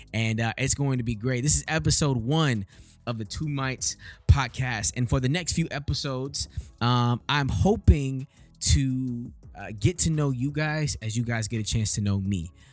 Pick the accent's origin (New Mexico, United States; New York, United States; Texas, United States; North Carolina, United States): Texas, United States; Houston; moved away as an adult; now in Detroit, United States; Born and raised in Houston, Texas, twenty-seven years old